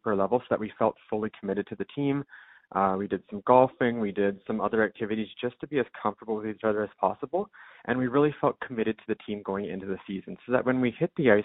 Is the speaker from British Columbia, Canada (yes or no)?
no; London, Ontario, Canada; I'm from London